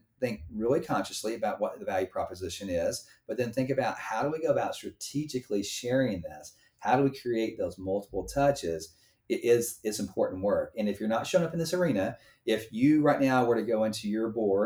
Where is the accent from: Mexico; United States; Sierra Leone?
United States; being an American